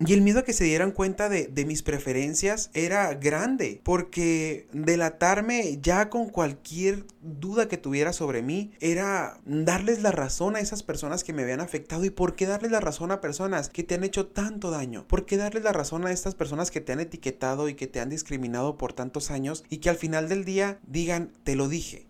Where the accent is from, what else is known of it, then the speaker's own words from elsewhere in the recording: Benjamín Hill, Sonora, Mexico; yo vine de Benjamín Hermosillo a representar a mi pueblo orgullosamente